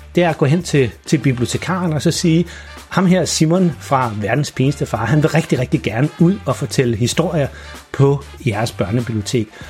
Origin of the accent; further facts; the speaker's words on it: Farum, Capital Region of Denmark, Denmark; moved away; jeg opvoksede i Farum